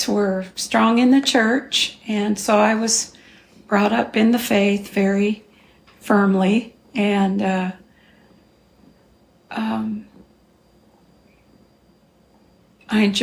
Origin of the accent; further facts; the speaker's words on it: Glendale, California, United States; I was born in Glendale, California